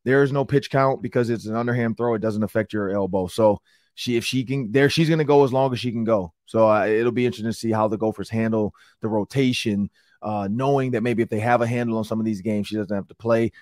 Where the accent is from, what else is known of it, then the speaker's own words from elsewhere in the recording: Detroit, Michigan, United States; I'm from Detroit